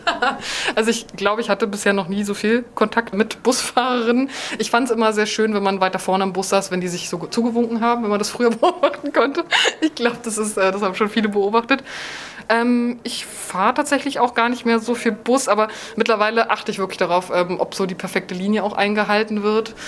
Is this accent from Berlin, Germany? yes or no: yes; Berlin, Germany; Berlin als meine Heimatstadt